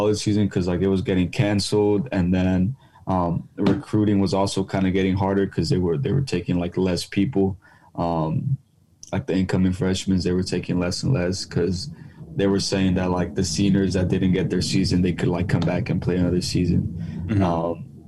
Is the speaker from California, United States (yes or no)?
yes; San Bruno, California, United States; also born or lived in Burlingame, California; I was raised in San Bruno